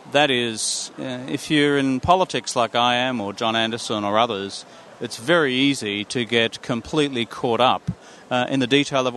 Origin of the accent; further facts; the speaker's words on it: Yandina, Noosa hinterland, Sunshine Coast, Queensland, Australia; moved away as an adult; also born or lived in Nambour, Queensland / Brisbane, Queensland; I'm a Sunshine Coast kid, so I grew up in Yamundi, in the Noosa hinterland, and I went to primary school there